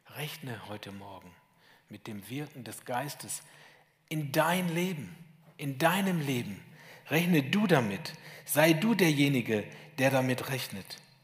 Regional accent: Lower Saxony, Germany; moved away as an adult; now in Schwäbisch Hall, Germany; Ich komme aus Sachsen, aus Niedersachsen, um genau zu sein.

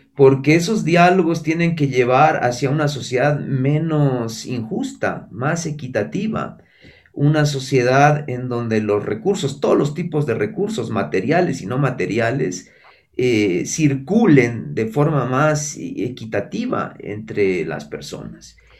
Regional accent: Mexico; moved away; yo que soy, mexicano y viví la mitad de mi vida allá

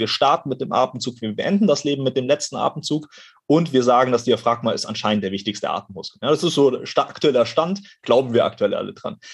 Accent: Ottmarshausen, Bavaria, Germany; now in Cologne, Germany; ich bin mal wieder in meiner Heimat, in meinem Heimathaus sozusagen

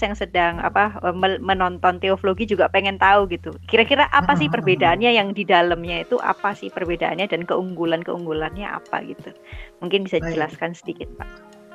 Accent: Indonesia; Saya, eh, Chinese Indonesian, tapi saya sudah tidak bisa berbahasa Mandarin lagi.

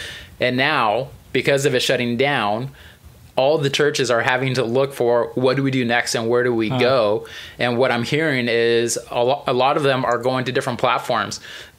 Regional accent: Albuquerque, New Mexico, United States; Yeah, I grew up in Albuquerque.

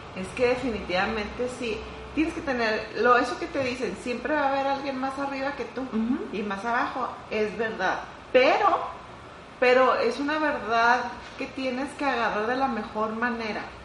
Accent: northern Mexico, Mexico; ser mexicana de verdad, de verdad para mí es un gran orgullo

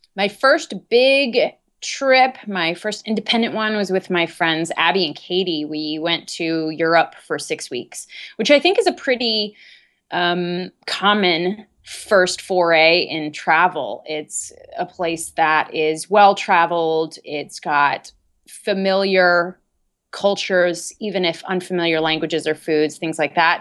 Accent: Dayton, Ohio, United States; I am originally from Dayton, Ohio. And growing up there

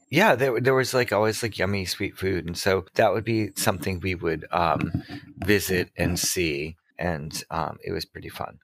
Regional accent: Massachusetts, United States; I'm from Massachusetts

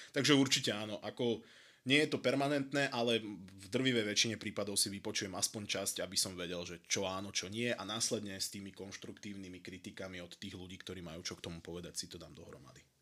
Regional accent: Prievidza, Trenčín Region, Slovakia; pochádzam z Prievidze

